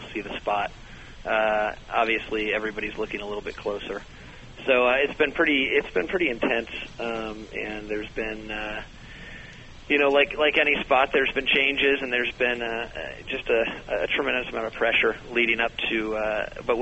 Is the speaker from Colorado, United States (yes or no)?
yes; Denver, Colorado, United States; also born or lived in Los Angeles; now in Detroit, United States; I'm from Denver originally and spent about 7 years in Los Angeles and moved to Detroit about a year ago